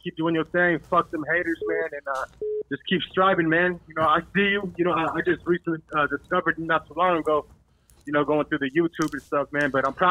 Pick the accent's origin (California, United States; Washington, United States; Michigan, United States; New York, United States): California, United States; San Francisco; now in Los Angeles, United States; I'm from the mission, man. I live in L.A. I moved out here to L.A., but I'm from San Francisco, man.